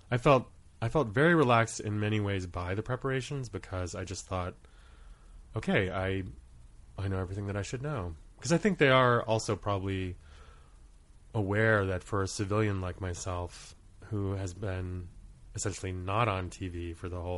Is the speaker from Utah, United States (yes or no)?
no; Rhode Island, United States; born there; I was born in Rhode Island. My dad was a oceanography student at URI, and my mom was a home ec teacher at the time.